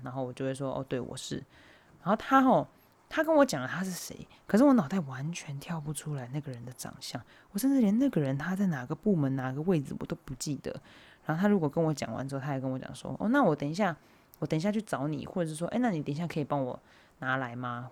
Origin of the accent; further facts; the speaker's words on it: Hualien County, Taiwan; moved away; 我的家就是是在花莲嘛，就我的家乡在花莲，所以我其实蛮常回花莲的